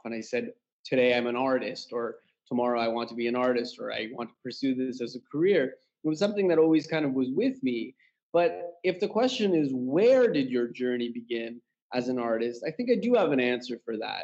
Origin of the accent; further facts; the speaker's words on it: Canada; moved away as an adult; now in Tehran, Iran; born and raised in Canada, but currently based in my parents' homeland, which is Iran, Tehran, Iran